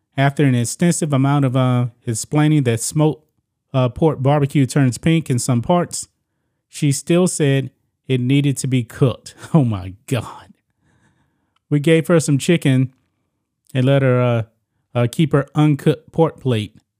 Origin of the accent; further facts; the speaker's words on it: Beaumont, Texas, United States; born and raised in Texas, very close to the Louisiana border